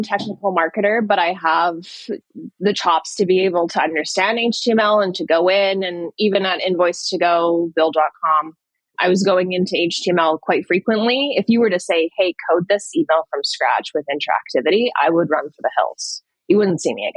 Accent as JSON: {"language": "English", "country": "Canada", "also_born_or_lived": "London", "moved": "as an adult", "said": "I'm from Canada"}